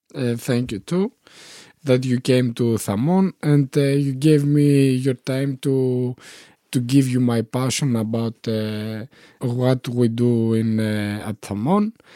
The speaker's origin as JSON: {"language": "English", "town": "Konitsa", "region": "Epirus", "country": "Greece", "tie": "born or raised there", "also_born_or_lived": "Germany / Athens / Thessaloniki", "second_language": "English", "moved": "as an adult", "lives_now": "Ioannina, Greece", "said": "I was, eh, growing up in, eh, Konitsa, eh, in a small village"}